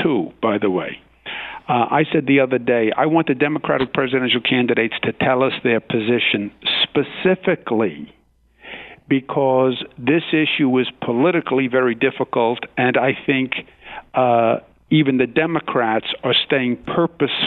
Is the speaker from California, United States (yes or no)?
no; New York City, New York, United States; I'm from Queens, New York